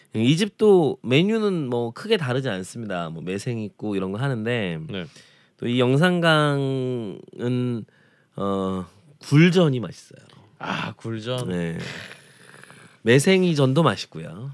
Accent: Jeonju, North Jeolla, South Korea; now in Seoul, South Korea; 저는 전라남도 출신은 아닙니다만 이렇게 어, 사실 전라남도의 음식과는 좀 많이 느낌이 다른 전주가 고향이어서

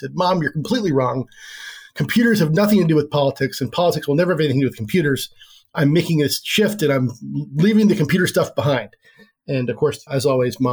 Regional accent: Oregon, United States; I grew up here in Oregon. I'm a lifelong Oregonian

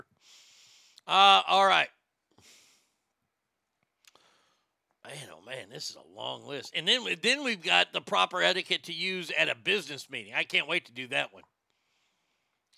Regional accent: the South, United States; I'm from the South

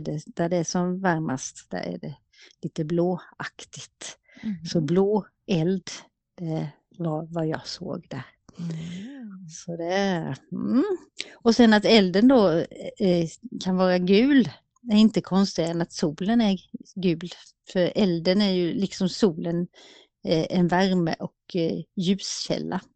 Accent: Småland, Sweden; moved away

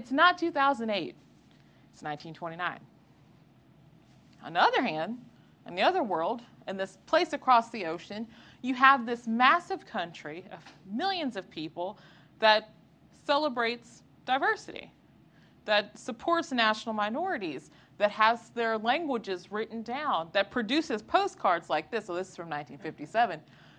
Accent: Southeast Texas, United States; moved away; I am from Southeast Texas. I quit trying to hide my accent.

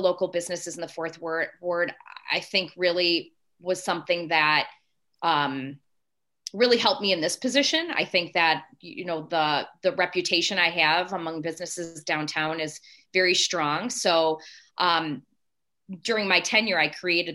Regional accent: the South suburbs, Illinois, United States; moved away as an adult; now in St. Charles, United States; I grew up in the South suburbs, and that's where my entire family's from

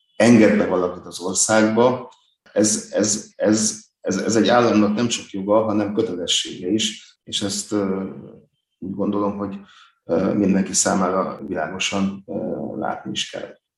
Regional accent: Hungary; magyar vagyok

